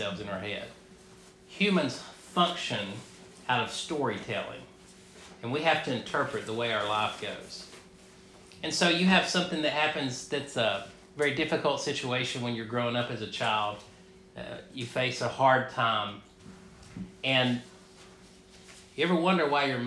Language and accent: English; North Georgia, United States; I grew up a Baptist in North Georgia.